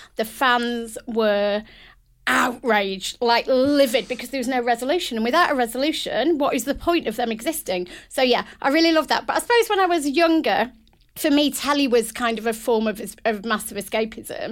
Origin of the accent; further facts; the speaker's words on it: United Kingdom; a British, proud British woman